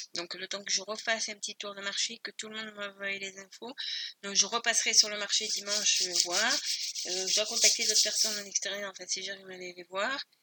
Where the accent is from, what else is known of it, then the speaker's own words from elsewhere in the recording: Spain; je suis espagnole